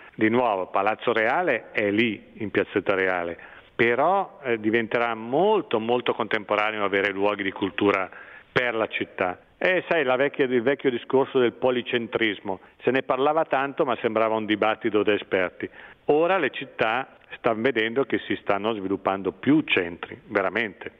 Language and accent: Italian; Brianza, Lombardy, Italy; also born or lived in Milan; sono nato a Milano perché allora si nasceva in clinica, in una clinica milanese, ma ho vissuto in, in Brianza